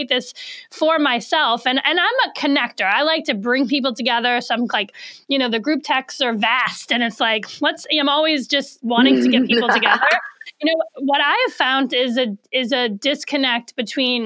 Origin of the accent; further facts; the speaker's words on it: New Orleans, Louisiana, United States; moved away; I'm originally from New Orleans. I'm 1,500 miles away from all my people.